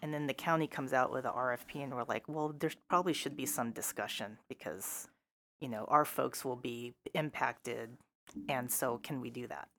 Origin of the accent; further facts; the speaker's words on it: Seattle, Washington, United States; also born or lived in Issaquah Plateau, Washington / Burien, Washington; I grew up in South Seattle, And finally, affordable housing was available back in the late eighties because they widened I ninety. People started moving east. Um, we actually landed on the Issaquah Plateau